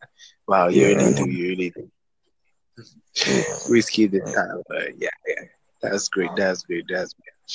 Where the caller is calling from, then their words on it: Nigeria; I'm actually calling from Nigeria.